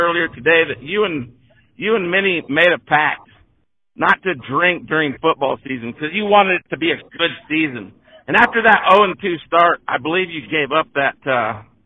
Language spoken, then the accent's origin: English; Jefferson, United States; I grew up in Jefferson